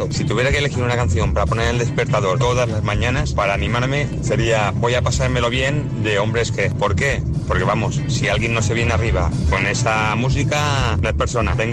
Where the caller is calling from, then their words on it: Palma, Balearic Islands, Spain; Hola familia, ¿cómo estáis? Soy … de Palma de Mallorca.